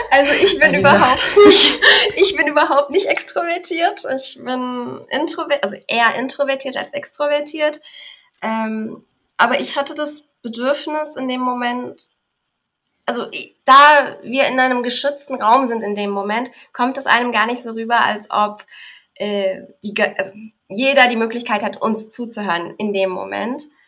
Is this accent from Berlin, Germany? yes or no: yes; Berlin, Germany; bin geboren in Berlin und lebe auch in Berlin